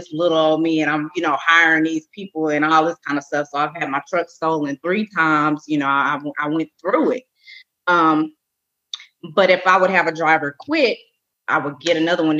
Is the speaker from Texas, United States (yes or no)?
yes; Arlington, Texas, United States; I'm born and raised in Arlington, Texas.